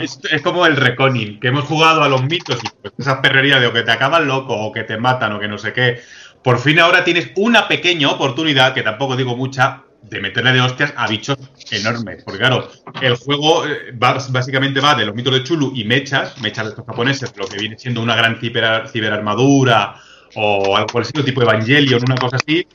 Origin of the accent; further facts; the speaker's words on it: Madrid, Community of Madrid, Spain; nosotros que somos de Madrid